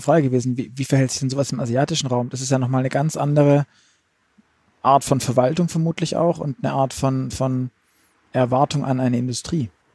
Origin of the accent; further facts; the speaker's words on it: Stuttgart, Baden-Württemberg, Germany; ich komme aus Stuttgart